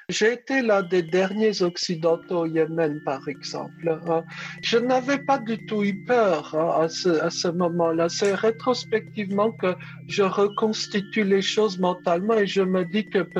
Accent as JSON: {"language": "French", "country": "France", "said": "Donc j'avais répondu en arabe que je venais de France."}